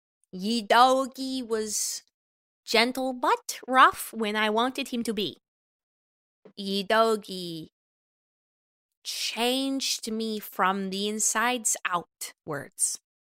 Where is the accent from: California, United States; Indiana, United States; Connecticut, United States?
Indiana, United States; Bloomington; Well, I can be honest about this. I am from Bloomington, Indiana.